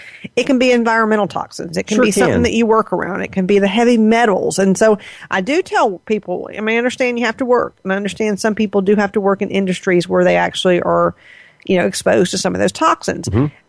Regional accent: the South, United States; I grew up in the South

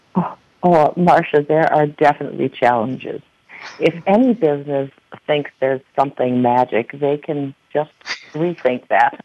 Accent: Kiel, Wisconsin, United States; my hometown of Kiel, Wisconsin

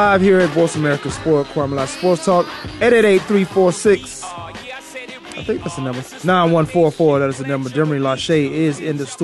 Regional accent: Virginia, United States; I'm from Virginia

